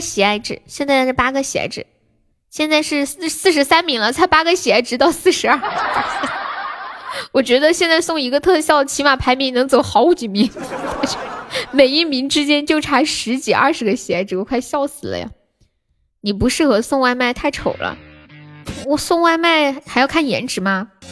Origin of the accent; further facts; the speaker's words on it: Hunan, China; 我说对呀，我就是湖南的